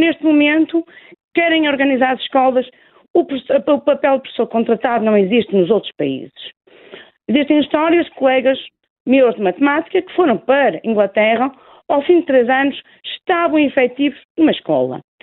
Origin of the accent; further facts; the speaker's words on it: Porto, Norte, Portugal; accent: Porto; moved away as an adult; now in Lisbon, Portugal; Eu sou, sou, do Porto, como revela o meu sotaque, eu estive aqui em Lisboa, eu há 17 anos vim residir para Lisboa